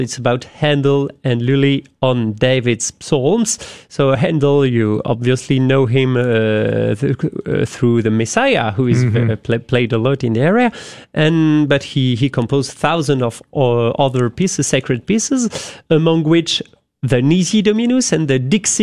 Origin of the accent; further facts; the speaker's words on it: France; accent: French; English is a second language; moved away; I am French, as you have guessed with my accent.